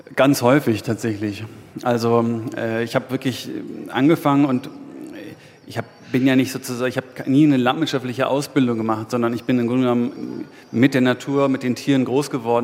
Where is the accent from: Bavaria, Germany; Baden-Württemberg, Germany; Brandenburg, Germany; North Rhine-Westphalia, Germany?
Brandenburg, Germany; East; wenn ich dort groß geworden bin und das meine Heimat ist